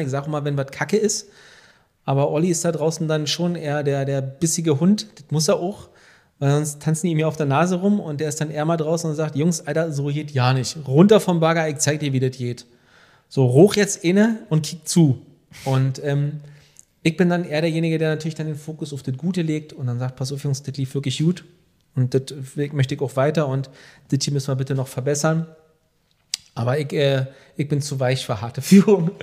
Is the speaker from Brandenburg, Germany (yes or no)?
yes; Velten, Brandenburg, Germany; also born or lived in Hamburg; wir kommen hier aus, aus, aus Rand-Berlin, aus Hennigsdorf und Felden.